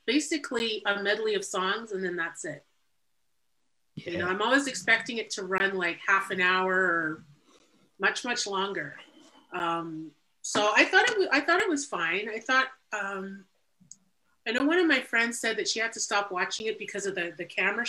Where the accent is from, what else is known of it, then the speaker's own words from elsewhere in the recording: Montreal, Quebec, Canada; moved away as an adult; also born or lived in Toronto; now in Ottawa, Canada; So, I'm from Montreal, born and raised, but I spent the last 17 years. I spent 17 years in Toronto, and I moved here 2 years ago